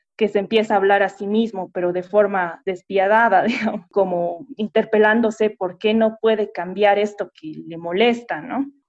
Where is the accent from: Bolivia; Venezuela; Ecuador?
Bolivia; nosotros mismos como bolivianos o como pueblo.